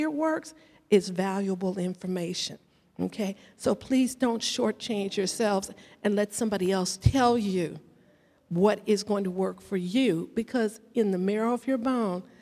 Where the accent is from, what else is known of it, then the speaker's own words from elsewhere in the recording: United States; I was born and raised right here in this country